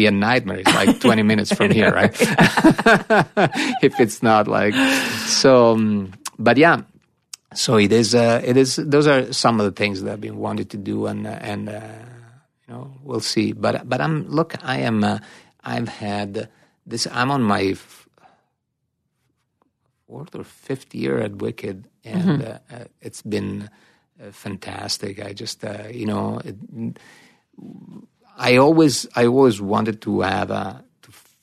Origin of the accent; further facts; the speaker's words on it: Italy; moved away; growing up in Italy